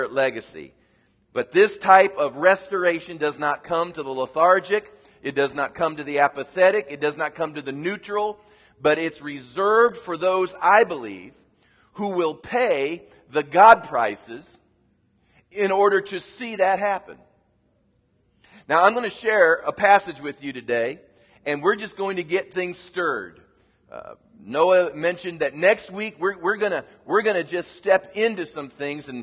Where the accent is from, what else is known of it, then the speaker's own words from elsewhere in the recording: United States; as an American